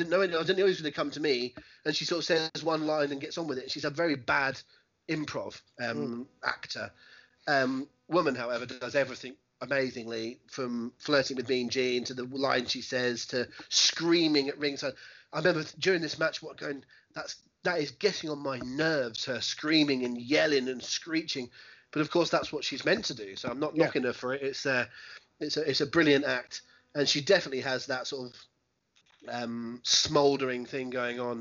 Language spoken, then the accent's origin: English; England, United Kingdom; I'm an Englishman and not a Mexican